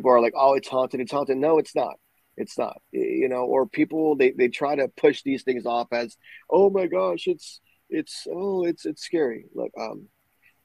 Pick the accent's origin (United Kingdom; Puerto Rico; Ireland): Puerto Rico; Growing up in Puerto Rico